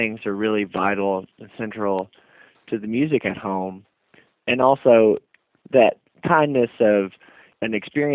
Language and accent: English; Wytheville, Virginia, United States; moved away as an adult; now in Berea, Kentucky, United States; I was born and raised in Wytheville, Virginia, which is a small town in the foothills of the Blue Ridge Mountains there.